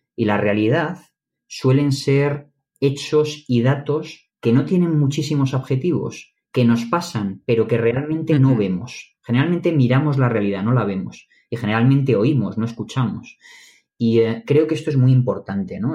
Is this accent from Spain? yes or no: yes; Madrid, Community of Madrid, Spain; Yo soy de Madrid